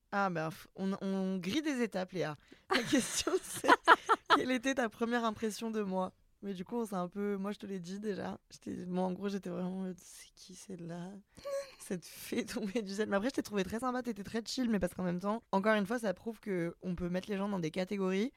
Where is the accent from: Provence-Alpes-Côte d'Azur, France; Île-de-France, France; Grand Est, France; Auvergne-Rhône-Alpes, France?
Auvergne-Rhône-Alpes, France; Lyon; moved away as an adult; now in Paris, France; je suis lyonnaise